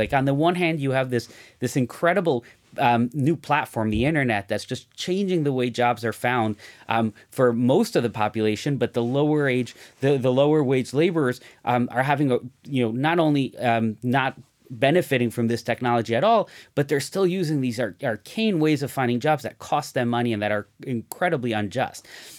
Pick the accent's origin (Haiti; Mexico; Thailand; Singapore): Mexico; in the community I grew up in Mexico, just about everyone I looked at, everywhere I looked, everyone was an entrepreneur.